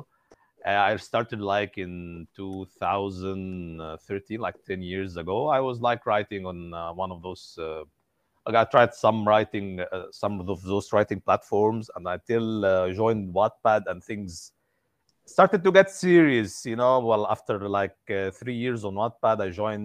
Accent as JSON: {"language": "English", "country": "Egypt", "said": "I'm from Egypt"}